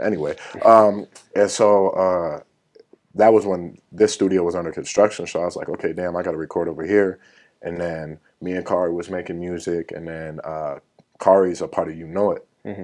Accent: Woodbury, Minnesota, United States; I'm from Woodbury, Minnesota, the suburbs

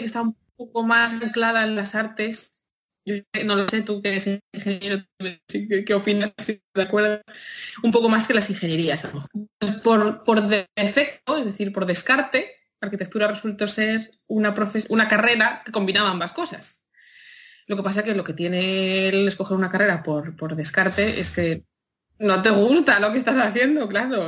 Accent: a town in Madrid, Community of Madrid, Spain; moved away; yo soy de un pueblo de Madrid y eso se oye en las fiestas del pueblo de, mi pueblo de Madrid todos los veranos.

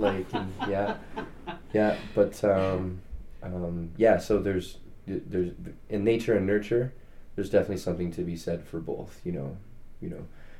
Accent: Calgary, Alberta, Canada; moved away; I was born in Calgary, moved back to Calgary

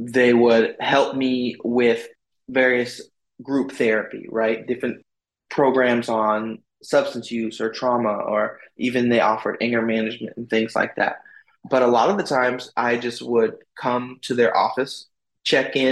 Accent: Oakland, California, United States; I'm literally in the neighborhood that I grew up with, you know, or just south of the neighborhood I grew up with here in Oakland

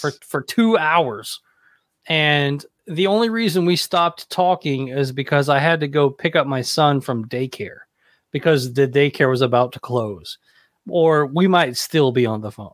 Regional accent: Hendersonville, Tennessee, United States; I grew up in Hendersonville, Tennessee, which is right outside of Nashville

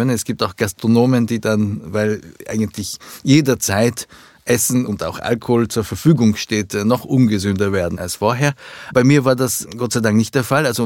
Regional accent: Vienna, Austria; also born or lived in Japan / London, United Kingdom; Also meine Eltern sind gekommen, sind übersiedelt und dann war ich zehn Jahre in Österreich

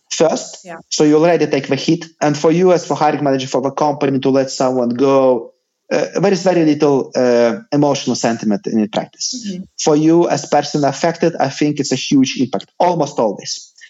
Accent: Lithuania

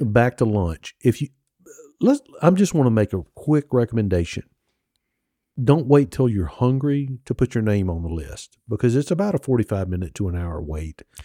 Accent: Mississippi, United States; I'm from Mississippi

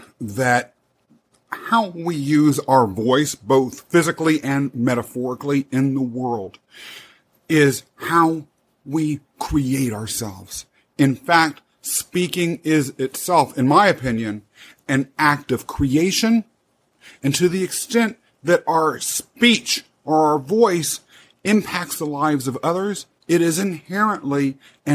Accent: Kansas, United States; also born or lived in Manhattan; now in New York City, United States; I grew up in Kansas. It wasn't very diverse.

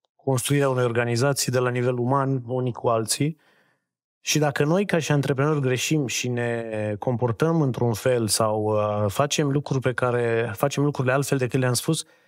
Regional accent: Reșița, Caraș-Severin County, Romania; moved away; Eu vin din Reșița, dintr-o familie de oameni simpli

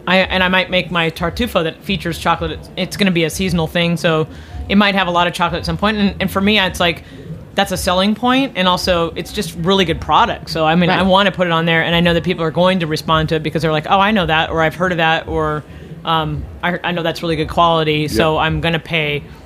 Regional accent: California, United States; moved away as an adult; that's exciting for a Californian, really.

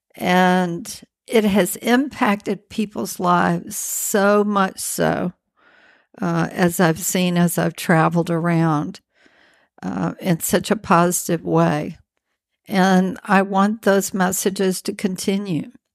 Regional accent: Birmingham, Alabama, United States; moved away; I'm from from Birmingham, Alabama

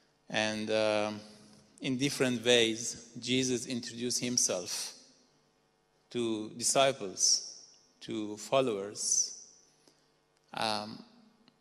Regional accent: Iran; moved away as an adult; also born or lived in Dubai, United Arab Emirates; now in Netherlands; I'm originally from Iran

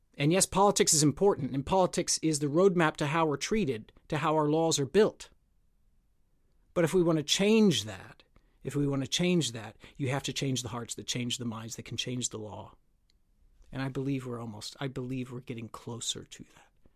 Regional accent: United States; moved away; my home country in the United States

